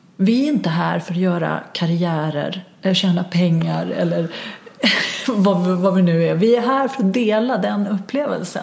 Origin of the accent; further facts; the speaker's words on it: Stockholm, Stockholm County, Sweden; som stockholmare, stockholmare